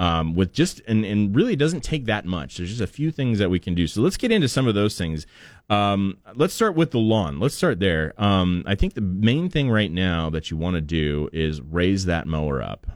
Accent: Portland, United States; moved away; growing up in Portland

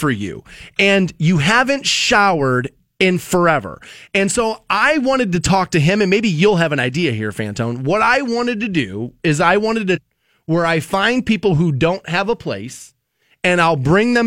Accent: Ohio, United States; I'm born and raised in Ohio, but not necessarily from Canton

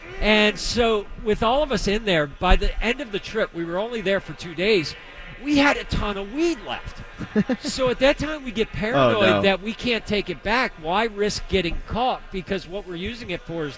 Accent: Baltimore, Maryland, United States; moved away; I'm originally from Baltimore. Okay, so growing up there, I went to this school

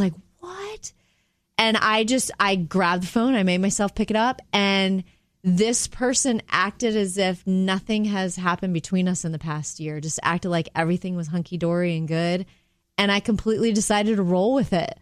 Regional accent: Jupiter, Florida, United States; growing up in Jupiter, Florida, it would probably be the smell of the salt, the sea air.

